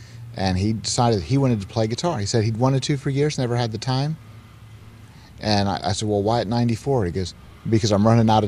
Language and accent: English; Nova Scotia, Canada; also born or lived in Virginia, United States; Nova Scotia.